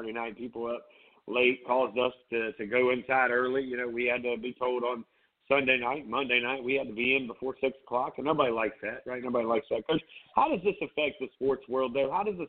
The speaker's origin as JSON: {"language": "English", "town": "Myrtle Beach", "region": "South Carolina", "country": "United States", "tie": "born or raised there", "lives_now": "Charleston, United States", "said": "growing up in Myrtle Beach"}